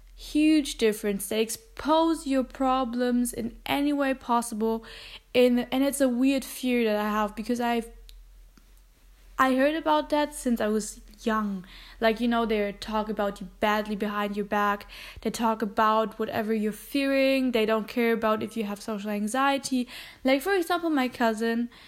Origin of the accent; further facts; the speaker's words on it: Germany; English is a second language; I'm half German and I'm half Filipino, which means that I have a uh, family also in the Philippines